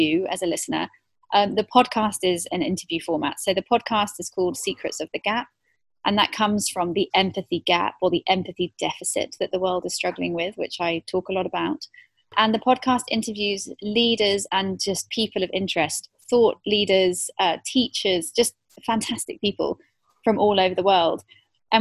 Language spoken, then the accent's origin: English; United Kingdom; moved away as an adult; also born or lived in South Africa / Hong Kong / Singapore; now in Dubai, United Arab Emirates; I'm British originally, so born and bred in the UK in the South